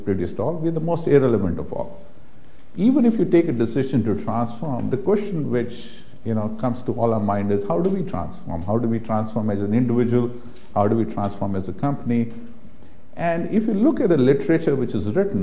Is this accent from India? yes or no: yes; India; I have been born and brought up in India